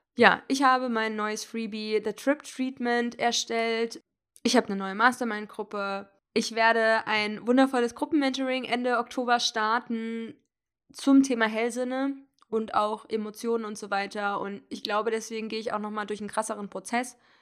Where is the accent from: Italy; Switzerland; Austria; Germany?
Germany; Hesse; moved away; die Fahrt nach Hessen äh, in meine Heimatstadt